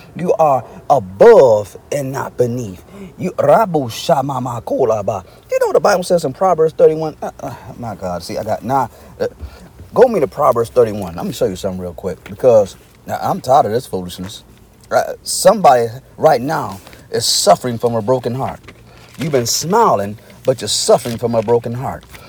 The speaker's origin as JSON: {"language": "English", "region": "Arkansas", "country": "United States", "moved": "yes", "said": "I'm originally from Arkansas"}